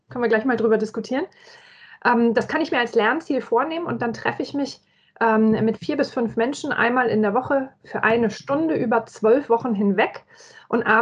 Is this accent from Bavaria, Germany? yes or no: yes; Nuremberg, Bavaria, Germany; Ich bin geborene Fränkin, Mittelfränkin, um es genau zu sagen. Ich komme aus Nürnberg.